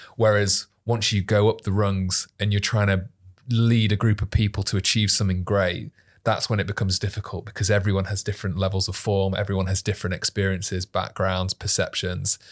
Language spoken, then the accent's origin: English; Manchester, North West England, United Kingdom; Born and bred in Manchester, very proudly